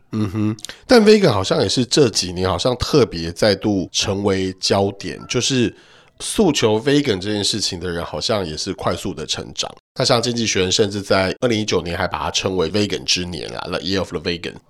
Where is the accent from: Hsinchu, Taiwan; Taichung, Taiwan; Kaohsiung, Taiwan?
Hsinchu, Taiwan; 因为我是新竹人啊